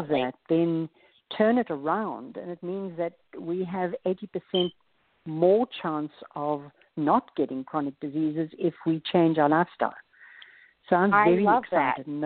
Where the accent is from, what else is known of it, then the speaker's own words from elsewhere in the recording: South Africa; moved away as an adult; now in United States; As you can hear from my accent, I'm from South Africa